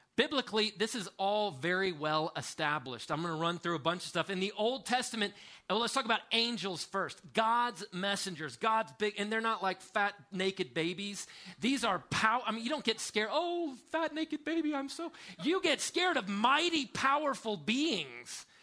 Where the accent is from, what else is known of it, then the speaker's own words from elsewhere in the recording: United States; an American man in my upper 40s